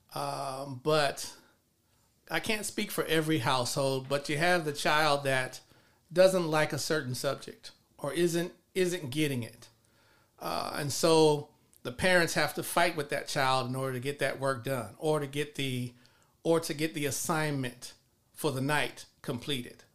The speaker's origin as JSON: {"language": "English", "town": "Los Angeles", "region": "California", "country": "United States", "tie": "born or raised there", "also_born_or_lived": "College Park, Georgia", "moved": "as an adult", "said": "grew up in South Los Angeles"}